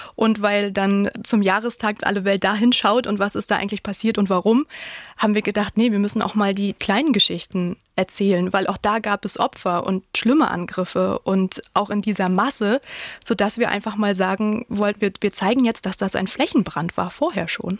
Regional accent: Mecklenburg-Vorpommern, Germany; wir sind beide in Mecklenburg-Vorpommern aufgewachsen

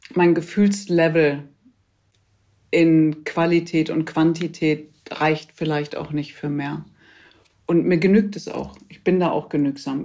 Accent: Ruhr area, North Rhine-Westphalia, Germany; geboren im Pott

